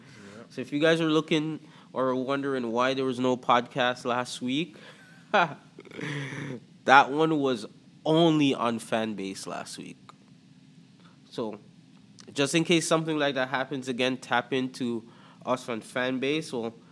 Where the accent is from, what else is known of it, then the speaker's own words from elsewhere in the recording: Antigua & Barbuda; accent: Toronto; also born or lived in Jamaica; now in Toronto, Canada; So, yeah, I'm from Toronto. I grew up in the Caribbean. I was born in Antigua and Barbuda. I lived in Jamaica for a bit and then came to Canada.